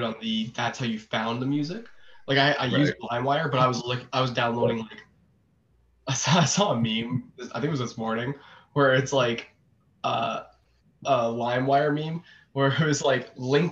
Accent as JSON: {"language": "English", "area": "near Port Dalhousie", "region": "Ontario", "country": "Canada", "tie": "born or raised there", "said": "I kind of grew up in the same same area, like near Port Dalhousie"}